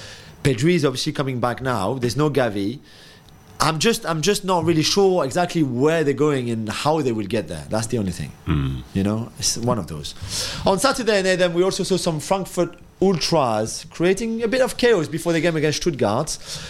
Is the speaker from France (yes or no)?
yes; Paris, Île-de-France, France; now in London, United Kingdom; I said, London. I'm from Paris.